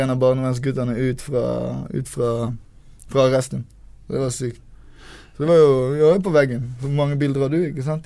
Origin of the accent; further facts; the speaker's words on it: Kristiansand, Agder, Norway; also born or lived in Bergen / Oslo; Jeg vokste opp først midt i byen. Gamlebyen. Posebyen het det.